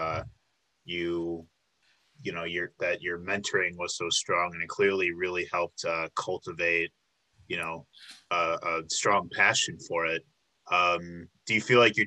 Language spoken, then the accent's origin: English; Chicago, Illinois, United States; moved away as an adult; now in Milwaukee, United States; I'm from the Chicago area